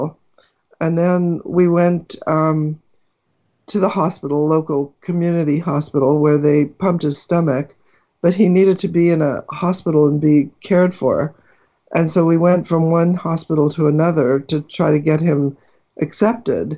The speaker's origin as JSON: {"language": "English", "town": "Los Angeles", "region": "California", "country": "United States", "tie": "born or raised there", "also_born_or_lived": "New York City", "moved": "as an adult", "lives_now": "Palo Alto area, United States", "said": "I was born in New York City, grew up in Los Angeles, in the San Fernando Valley, in a little town called Sunland Tahunga"}